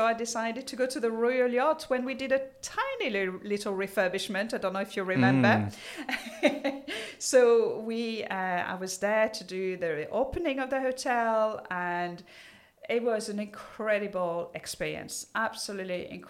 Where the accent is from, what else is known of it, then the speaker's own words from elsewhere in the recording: south of France, France; English is a second language; moved away as an adult; also born or lived in Paris, France / Nice, France; now in Jersey; I was born in Paris and my parents decided to open up a restaurant down the south of France. So from probably the age of about 7, I was carrying plates